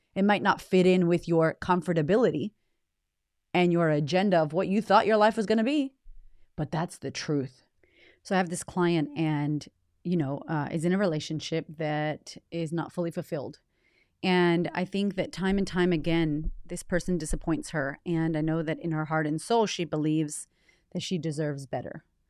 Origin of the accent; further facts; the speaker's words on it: United States; moved away as an adult; now in Australia; I'm American by nature, by, uh, D N A, born in America